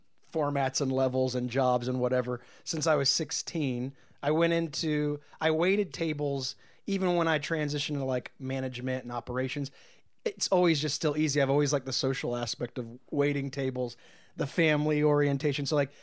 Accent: Martinsburg, West Virginia, United States; now in Los Angeles, United States; I'm from Martinsburg, West Virginia. Oh boy, I grew up a little girl there.

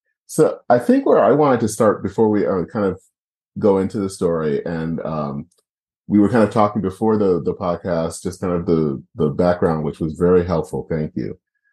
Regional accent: southeastern Michigan, United States; I grew up in Michigan, in southeastern Michigan. So I was basically an hour from Michigan, from Windsor, an hour from Sarnia.

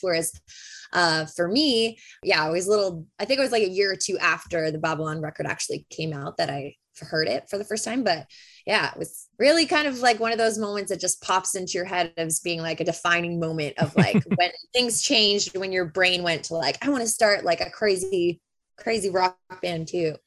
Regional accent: Bolton, Ontario, Canada; where I grew up in Bolton

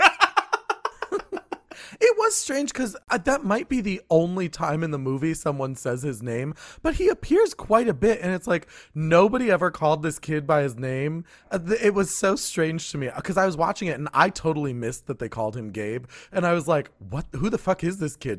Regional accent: New Jersey, United States; I grew up in a small fictional town in New Jersey.

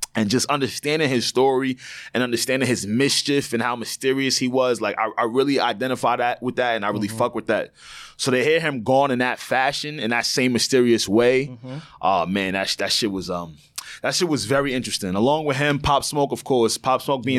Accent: Long Island, New York, United States; That's where me and Savon are from

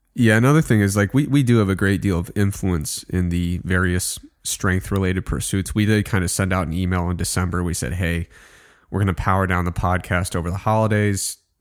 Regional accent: Midwest, United States; I grew up in the Midwest, simple kid.

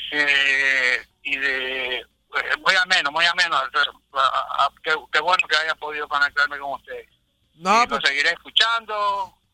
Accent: Ecuador; now in Florida, United States

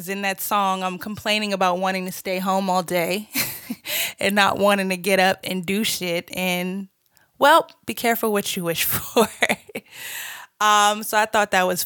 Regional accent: Boston, Massachusetts, United States; moved away as an adult; also born or lived in Georgia; now in Los Angeles, United States; I'm originally from Boston, Massachusetts

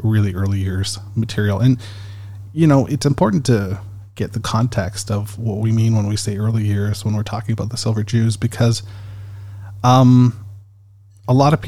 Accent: Canada; I'm Canadian

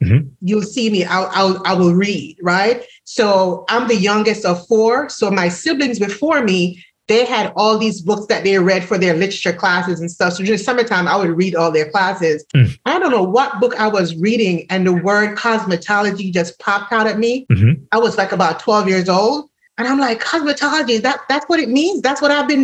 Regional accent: Jamaica; moved away; if no one recognizes from my accent, I'm originally from Jamaica

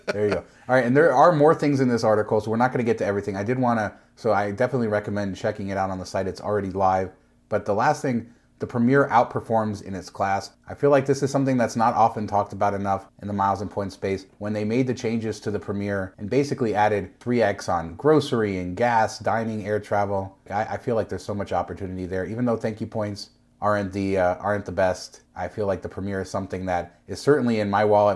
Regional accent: Nevada, United States; I'm from Nevada.

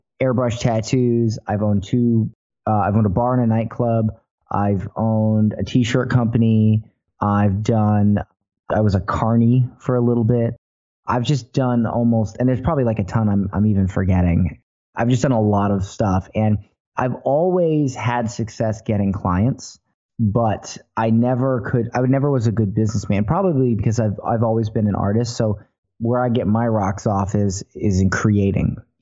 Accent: Florida, United States; I was born in Florida

